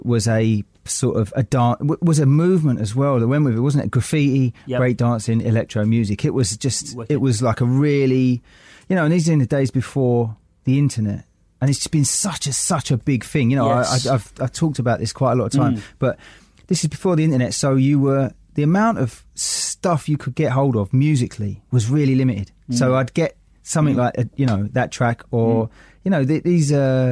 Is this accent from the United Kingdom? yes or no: yes; London, United Kingdom; I came from Forest Gate in East London